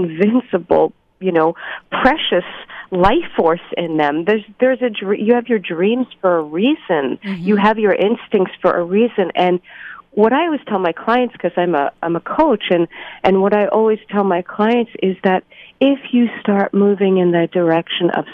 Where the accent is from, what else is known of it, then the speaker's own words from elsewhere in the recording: New York City, New York, United States; I grew up in Brooklyn, New York, to an Orthodox Jewish family.